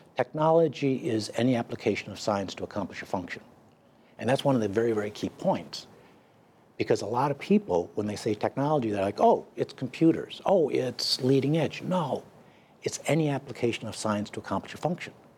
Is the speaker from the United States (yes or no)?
yes; United States; I'm an American